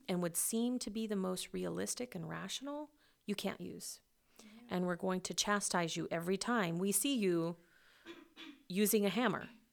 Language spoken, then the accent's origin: English; Western Kansas, United States; my hometown